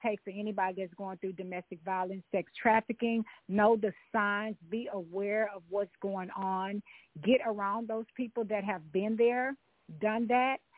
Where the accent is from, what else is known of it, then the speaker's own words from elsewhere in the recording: Louisiana, United States; my family, yeah. we're from Louisiana